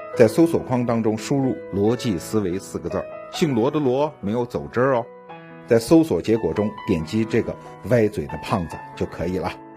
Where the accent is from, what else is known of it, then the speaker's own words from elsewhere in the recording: China; 美帝国主义欺负我们中国人